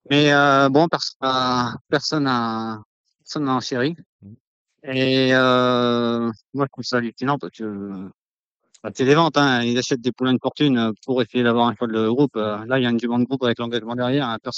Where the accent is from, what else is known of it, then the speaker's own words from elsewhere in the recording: Vénès, Occitania, France; C'est dans le sud-ouest de la France, euh, entre Castres et Albi.